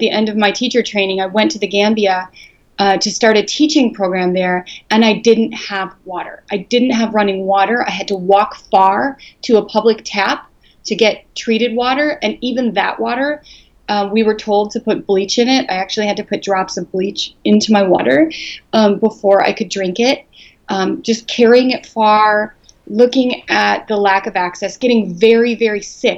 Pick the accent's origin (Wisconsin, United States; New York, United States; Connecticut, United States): Wisconsin, United States; Green Bay; I grew up in Green Bay